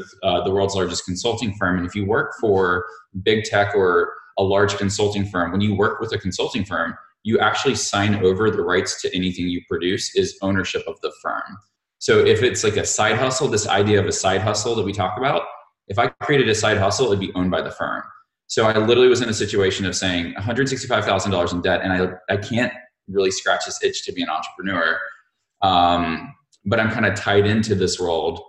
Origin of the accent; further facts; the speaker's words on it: Montgomery, Alabama, United States; I grew up in Montgomery, Alabama